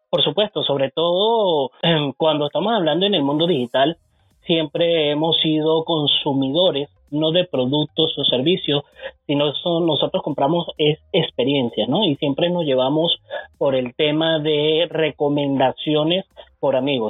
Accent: Venezuela

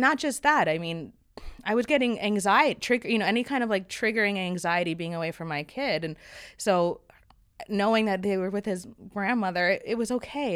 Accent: New York City, New York, United States; I grew up in New York City, so I had a lot of friends and I was always outside

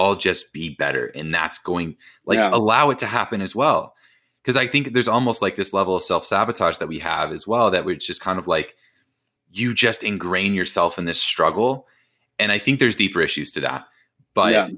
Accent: Indiana, United States; I'm from Indiana

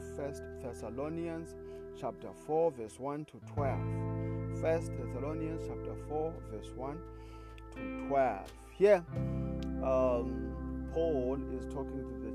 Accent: South Africa; I come from South Africa

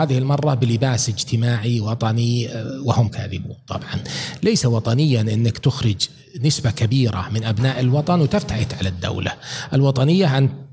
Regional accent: Saudi Arabia; انا من المملكه العربيه السعوديه

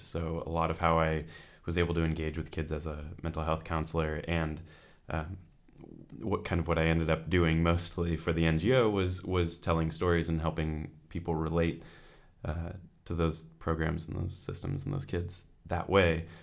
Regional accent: California, United States; moved away as an adult; now in Edinburgh, United Kingdom; I'm originally from California

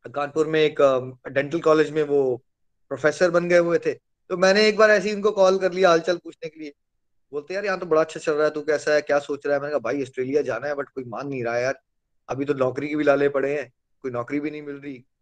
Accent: India; हम लोग भारत में पैदा हुए हैं

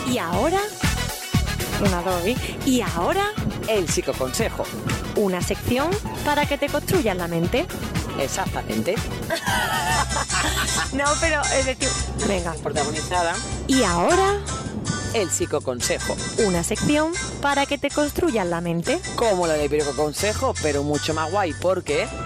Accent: El Salvador; moved away; la agenda del 2015 cuando vine de El Salvador

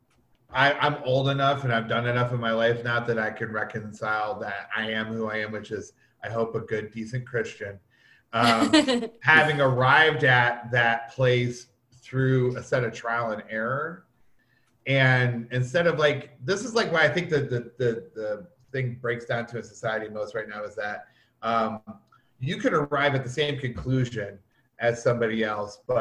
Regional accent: Toledo, Ohio, United States; also born or lived in Detroit, Michigan; I was born in Detroit, but I was raised in Toledo, which is just 45 minutes south of Detroit

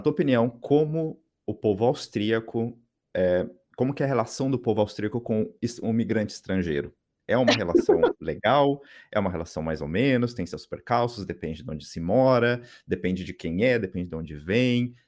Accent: São José dos Campos, São Paulo, Brazil; moved away; Eu sou de São José dos Campos

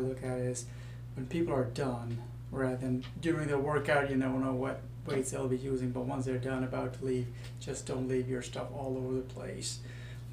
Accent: India; moved away; I was born in India

